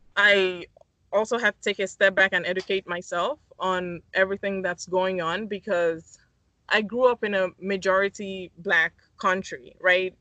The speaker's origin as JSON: {"language": "English", "region": "Lagos", "country": "Nigeria", "tie": "born or raised there", "also_born_or_lived": "Miami", "moved": "as an adult", "said": "I'm originally from Lagos, Nigeria, I moved to Miami for school to study architecture"}